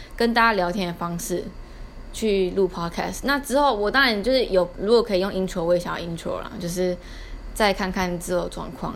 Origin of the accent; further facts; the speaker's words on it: Taiwan; 我们台湾人